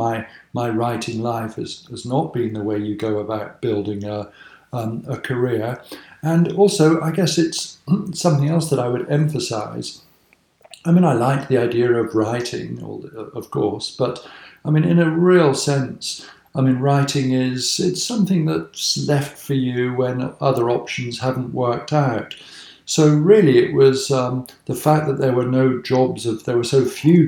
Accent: Cheltenham, South West England, United Kingdom; I grew up in Cheltenham, which people think of as being such an archetypal, rather posh Regency town

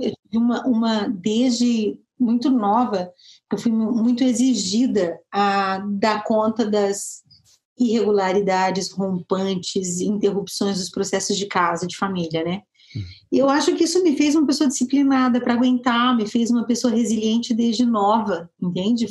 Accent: Moreira Sales, Paraná, Brazil; also born or lived in Curitiba, Brazil; now in São José dos Campos, Brazil; sou paranaense, eu sou de Moreira Salles, interiorzaço do Paraná.

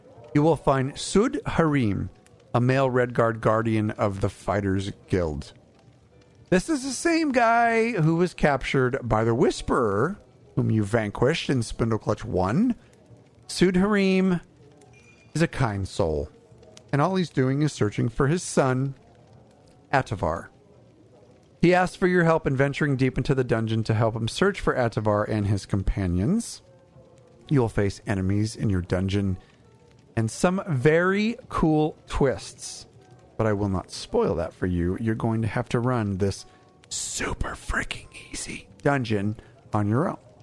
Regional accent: Southern California, United States; I'm from Southern California

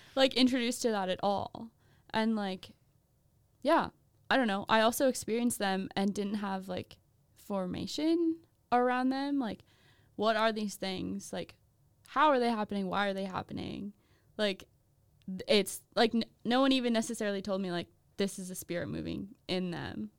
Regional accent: Minnesota, United States; I'm from Minnesota.

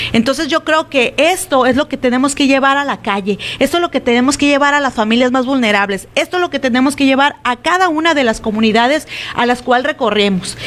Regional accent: Álamos, Sonora, Mexico; en Álamos ni se diga, ¿no? Es mi pueblo

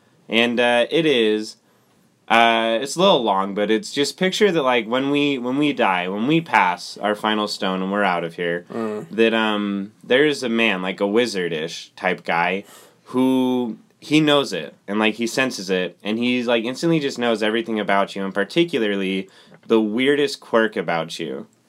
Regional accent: Lindon, Utah, United States; So I'm from Linden, Utah, the city of dreams.

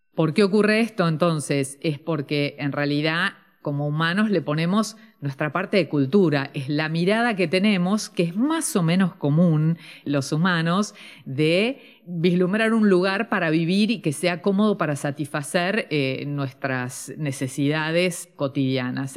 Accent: Argentina

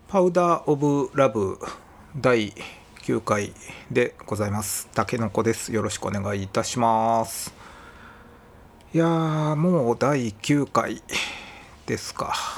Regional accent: Osaka, Japan; accent: Kansai-ben; 僕自身は生まれは大阪なんですけど、まあ両親が広島出身なんですよね

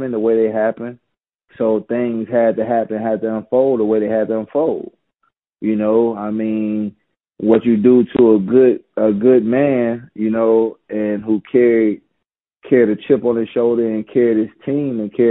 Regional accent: Gastonia, North Carolina, United States; I'm from Gastonia

